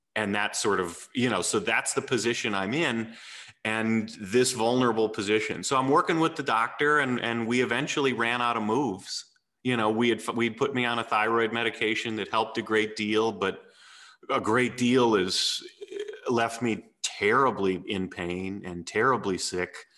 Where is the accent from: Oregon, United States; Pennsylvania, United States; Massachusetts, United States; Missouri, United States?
Missouri, United States; St. Louis; also born or lived in Texas / Nashville, Tennessee; when I was eight, we moved to St. Louis